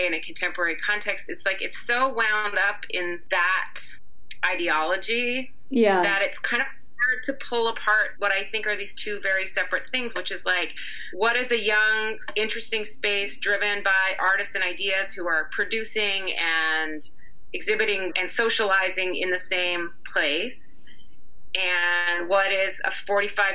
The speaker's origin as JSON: {"language": "English", "country": "Canada", "tie": "born or raised there", "also_born_or_lived": "New York City, United States", "moved": "as an adult", "said": "while I grew up in Canada, my kind of professional career happened in New York City"}